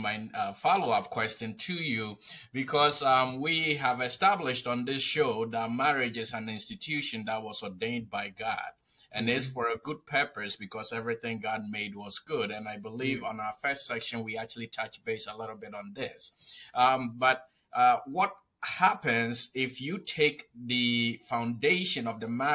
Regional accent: Ghana; I was born in Ghana

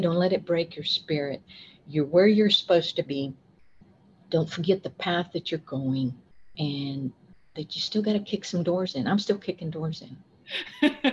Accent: West Texas, United States; moved away as an adult; also born or lived in Austin, Texas; I was raised by my grandparents, and I grew up in West Texas in a very small community

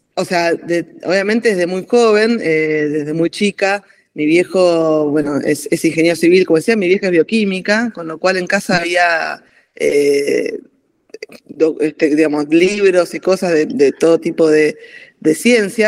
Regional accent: Bariloche, Río Negro, Argentina; also born or lived in Necochea, Buenos Aires Province; Yo nací en Necochea, provincia de Buenos Aires, pero en realidad desde muy chiquita. Eh, mi, papá es ingeniero civil, por lo tanto íbamos por el país haciendo, siguiendo su carrera. Y eh, a los cuatro años ya nos mudamos a Bariloche

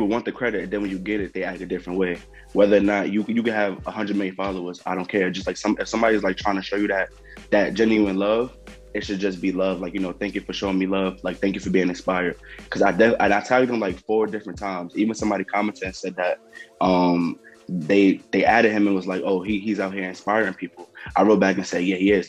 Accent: New York, United States; I'm from New York

